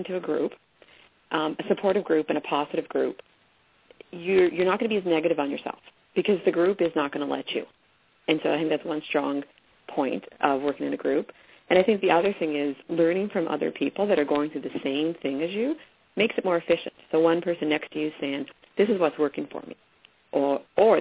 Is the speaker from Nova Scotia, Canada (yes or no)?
yes; Cape Breton, Nova Scotia, Canada; I was born and raised in Cape Breton